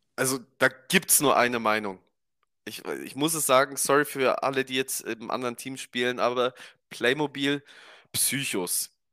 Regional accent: Romania; Bei uns in Rumänien

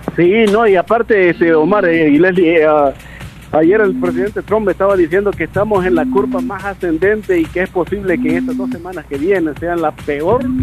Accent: El Salvador; como buen salvadoreño, somos así

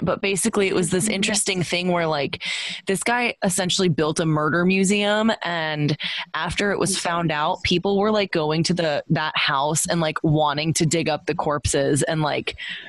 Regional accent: Texas, United States; Allie and I, growing up in Texas

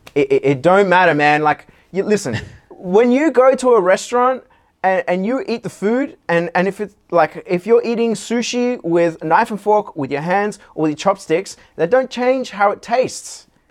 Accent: Sydney, New South Wales, Australia; what we had growing up in Sydney, 'cause we're all from Sydney

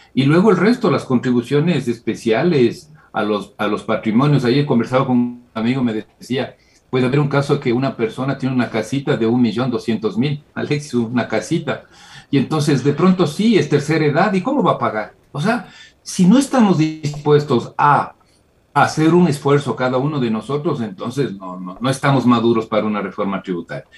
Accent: Ecuador; Como ecuatoriano.

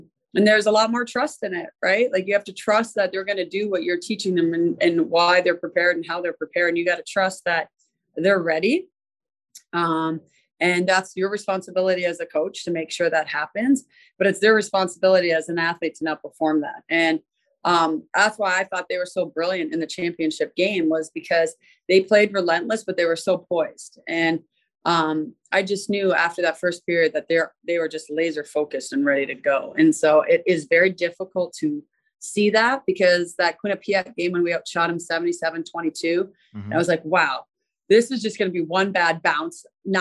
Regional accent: Mississauga, Ontario, Canada; moved away; also born or lived in Minnesota; I grew up in Mississauga, which is a city next to Toronto.

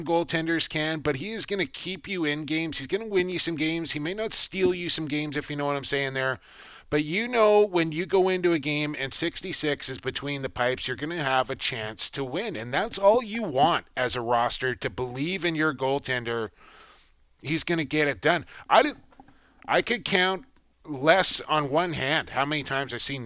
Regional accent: Coquitlam, British Columbia, Canada; Right here in my hometown of Coquitlam, British Columbia

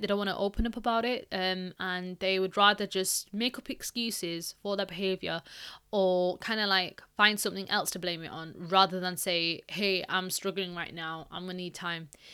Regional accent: Pakistan; I'm Pakistani

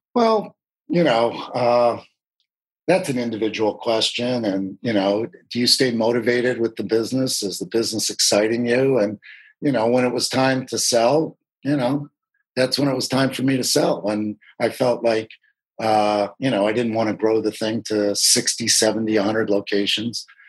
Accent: Michigan, United States; moved away as an adult; also born or lived in Washington, D.C.; now in California, United States; I moved back to my home state of Michigan

